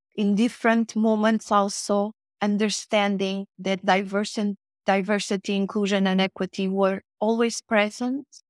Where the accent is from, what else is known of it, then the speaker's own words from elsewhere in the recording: Portugal; moved away as an adult; also born or lived in Mozambique; now in Madrid, Spain; I was a very young child when I arrived in Portugal, um, that it was supposed to be my home country